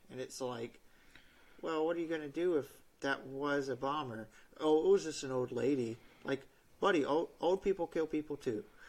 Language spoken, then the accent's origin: English; United States; I'm an American who signed up to serve the Navy